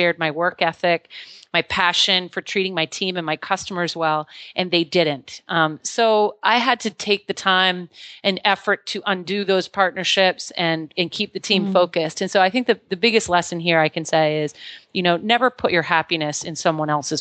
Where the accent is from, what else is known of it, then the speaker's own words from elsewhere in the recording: Maine, United States; moved away as an adult; I was born and raised here in Maine, in a small town in Maine